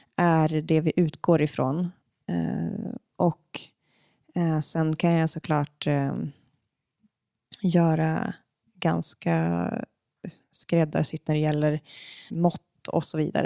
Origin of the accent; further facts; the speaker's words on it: Umeå, Västerbotten County, Sweden; now in Stockholm, Sweden; i Umeå, där jag kommer ifrån